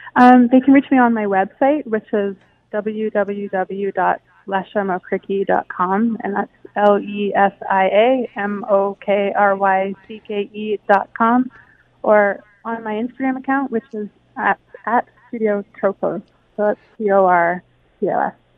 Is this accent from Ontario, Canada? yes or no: yes; Hamilton, Ontario, Canada; growing up in Hamilton